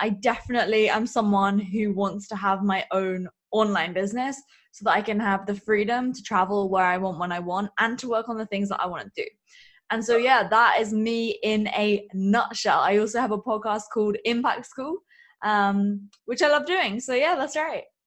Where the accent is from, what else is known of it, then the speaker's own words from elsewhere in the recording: England, United Kingdom; I am from England